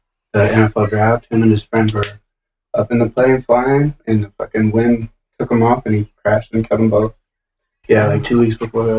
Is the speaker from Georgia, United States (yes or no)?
no; Nebraska, United States; So I'm from Nebraska